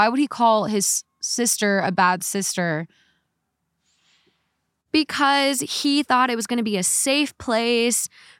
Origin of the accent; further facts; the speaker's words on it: Canada; I am Canadian.